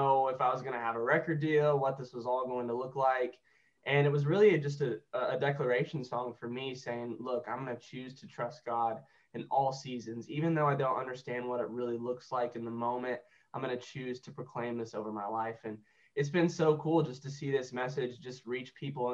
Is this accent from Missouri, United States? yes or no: yes; Joplin, Missouri, United States; I was raised in Joplin, Missouri